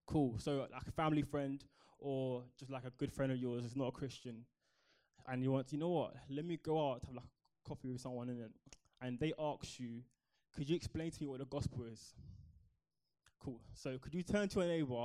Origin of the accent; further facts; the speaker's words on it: Croydon, London, United Kingdom; Born and raised in Croydon.